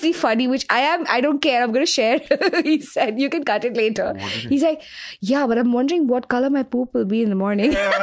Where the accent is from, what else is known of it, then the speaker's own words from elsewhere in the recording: Mumbai, Maharashtra, India; I grew up in Grant Road. I lived there for the first 20 years of my life